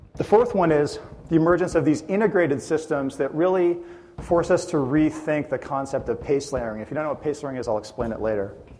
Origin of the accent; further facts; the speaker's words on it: Edmonton, Alberta, Canada; I'm from Edmonton, Canada, and I'm a partner in a user experience consulting firm